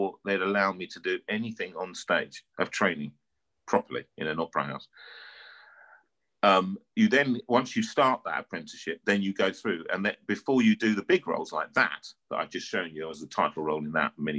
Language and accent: English; London, United Kingdom; I'm just a boy from North London, all right? You can hear it, my accent.